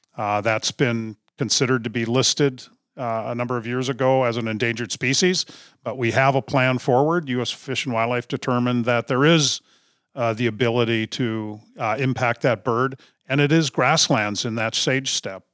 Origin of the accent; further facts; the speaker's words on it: Duluth, Minnesota, United States; I'm originally from Duluth, Minnesota, grew up grouse hunting